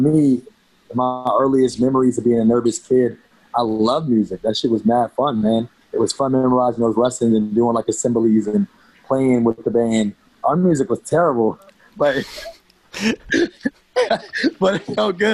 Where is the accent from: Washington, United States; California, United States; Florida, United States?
California, United States; Fairfield; from Cali, man. I was born in the Bay Area, in Fairfield, California